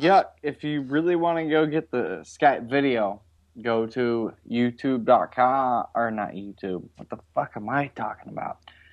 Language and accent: English; Seattle, Washington, United States; I grew up on the Northwest. I grew up in. Well, I was born in Seattle.